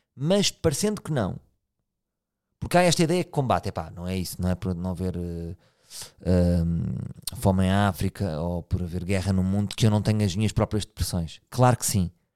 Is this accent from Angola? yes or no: no; Portugal; sou português